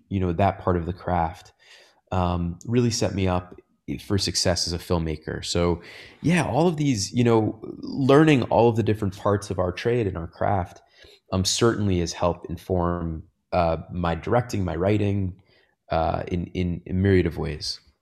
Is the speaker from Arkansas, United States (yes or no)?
no; Long Island, New York, United States; moved away as an adult; now in Los Angeles, United States; I grew up on Long Island